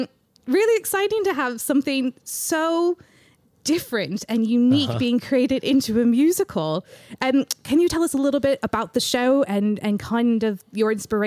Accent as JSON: {"language": "English", "country": "United States", "said": "So as an American, we have Girl Scouts."}